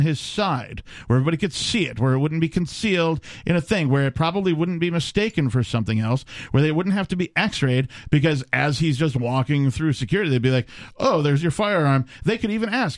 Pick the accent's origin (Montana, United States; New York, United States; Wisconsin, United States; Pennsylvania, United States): Wisconsin, United States; I'm from Wisconsin.